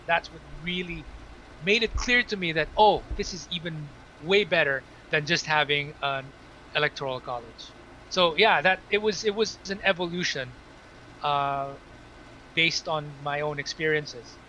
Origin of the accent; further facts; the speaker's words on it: Manila, Metro Manila, Philippines; moved away as an adult; also born or lived in Cebu; now in Singapore; so I was born in Metro Manila and then stayed in Metro Manila until grade five, and then it was grade six until high school that I was in Cebu.